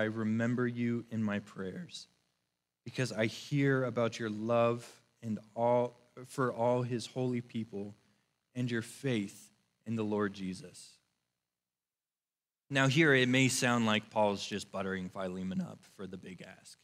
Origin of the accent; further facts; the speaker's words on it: Northern Virginia, United States; I am from Northern Virginia